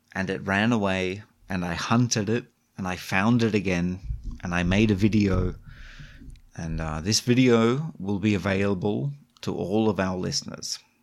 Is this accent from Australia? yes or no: yes; Australia; moved away; I grew up in Australia